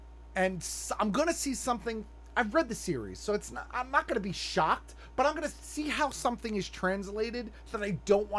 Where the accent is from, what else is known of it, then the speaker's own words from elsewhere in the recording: New York City, New York, United States; I came from Staten Island.